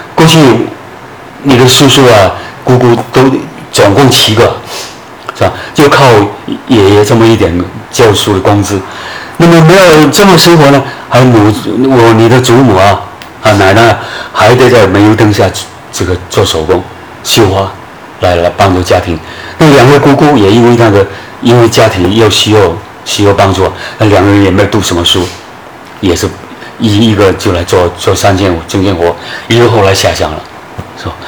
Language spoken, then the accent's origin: Chinese; Guangdong, China; moved away as an adult; also born or lived in Beijing / Hunan / Fujian; 我长期以来从十八九岁出去，一直到五十六岁回来。回汕头